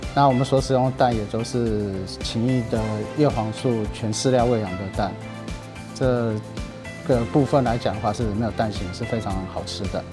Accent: Taiwan; 其实我是台湾人

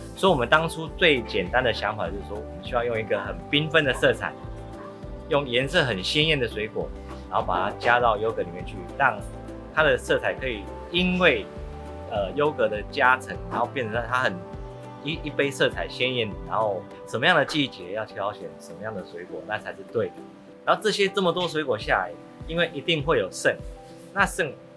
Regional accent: Chiayi, Chiayi City, Taiwan; 我心目中的嘉义声音，其实我小时候在这边长大，其实因为嘉义的庙会多

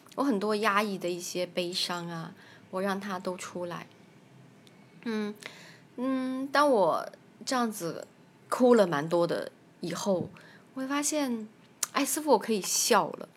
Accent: Kunming, Yunnan, China; 我是来自中国大陆，云南昆明。我有一个七岁的女儿

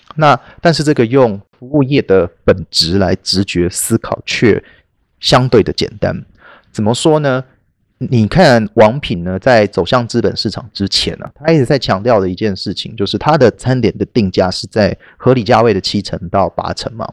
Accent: Taiwan; 因为我们台湾人

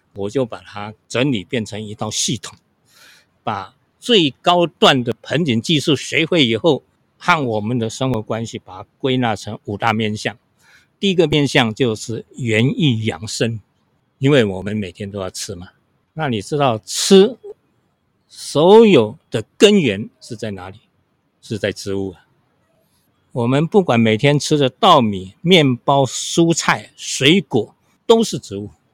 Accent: Hsinchu County, Taiwan; moved away as an adult; now in Taipei, Taiwan; 小时候我们都是农村长大嘛，我今年是七十四岁，那我们一，一家在新竹、琼林，那在我们那边有一个很有名的风景区，叫做飞峰山。 是新竹的八景之一啊。所以那边的农村生活是非常淳朴

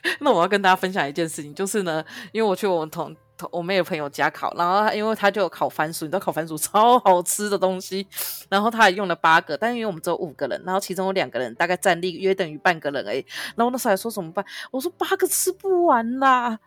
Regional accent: New Taipei, Taiwan; also born or lived in Kaohsiung; now in Taipei, Taiwan; 我们新北人已经习惯了，我们新北的市长已经很久没有做到满的

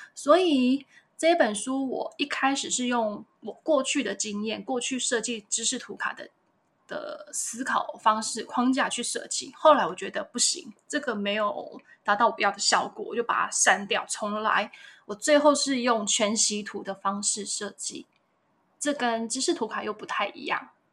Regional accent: Yanshui, Tainan, Taiwan; 我是台南人，很爱吃甜的台南人

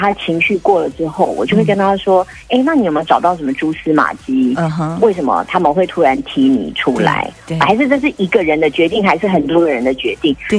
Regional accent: Taichung, Taiwan; 我也是台中人，我是台中女儿

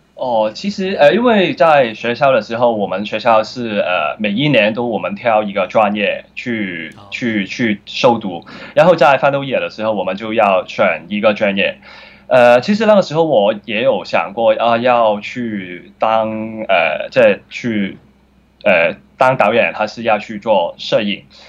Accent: Hong Kong; 我小时候的长大的环境都是比较 很穷的，在香港，就是，呃，薪水部啊，不知道你们有没有去过，就是，呃，一些比较多地下街城的，呃，人，然后我就在这个环境长大

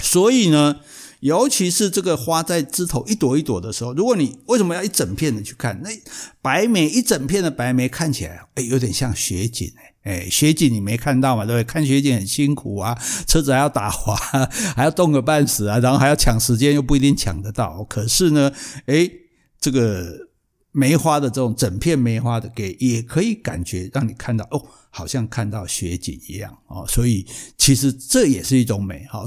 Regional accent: Kaohsiung, Taiwan; 我们高雄人嘛

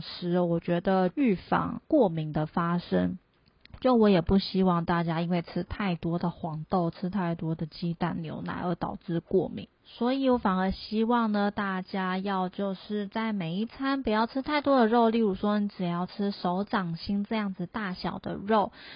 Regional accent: Taiwan; moved away as an adult; also born or lived in Germany; 我们台湾人就是，像我以前在台湾是不会做菜的

